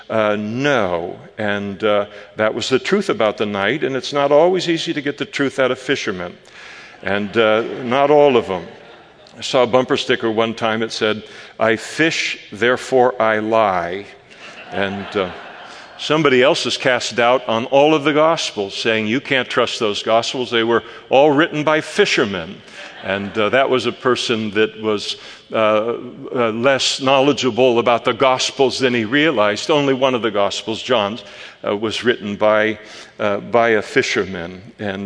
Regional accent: Napa, California, United States; also born or lived in Henderson, Nevada; now in Modesto, United States; I was born in Henderson, Nevada, but raised in my childhood and youth and young adult life in Napa, California

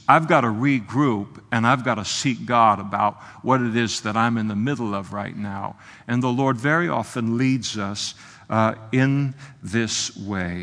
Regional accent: United States; as American Christians

